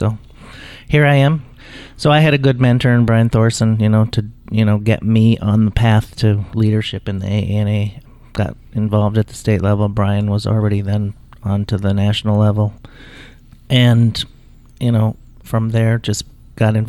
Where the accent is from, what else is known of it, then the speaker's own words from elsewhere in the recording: Iowa, United States; also born or lived in Minnesota; I grew up in Iowa on a farm